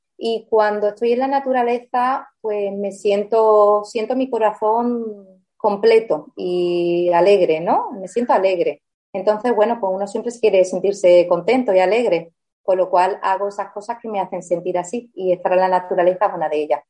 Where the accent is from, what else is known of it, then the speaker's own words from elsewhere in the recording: Spain; also born or lived in Germany; nací en Alemania, porque mis padres mm, se fueron a trabajar al extranjero, como viene mucha gente ahora aquí a España, pues antes los españoles somos los que salíamos